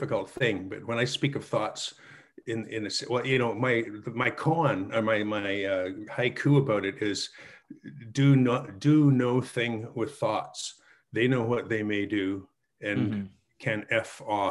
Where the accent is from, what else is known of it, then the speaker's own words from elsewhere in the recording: Calgary, Alberta, Canada; My hometown, Calgary